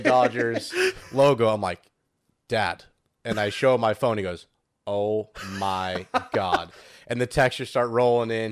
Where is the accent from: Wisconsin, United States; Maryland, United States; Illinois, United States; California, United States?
California, United States; San Diego; I'm from San Diego